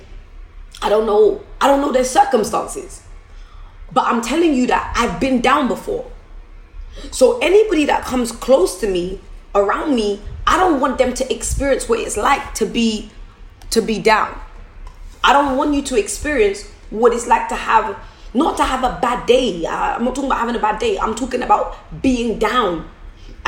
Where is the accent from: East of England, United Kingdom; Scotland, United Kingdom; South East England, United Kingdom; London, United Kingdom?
London, United Kingdom; I'm from Forest Gate